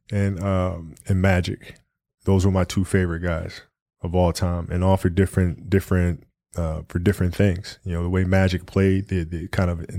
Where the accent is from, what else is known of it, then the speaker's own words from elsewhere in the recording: Italy; Yeah, I played soccer growing up because I grew up in Italy